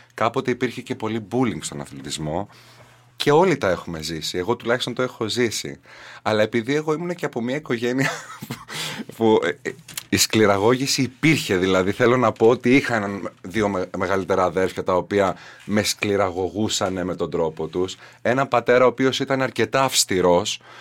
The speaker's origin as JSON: {"language": "Greek", "town": "Katerini", "region": "Central Macedonia", "country": "Greece", "tie": "born or raised there", "moved": "yes", "said": "Γεννήθηκα και μεγάλωσα στην Κατερίνη"}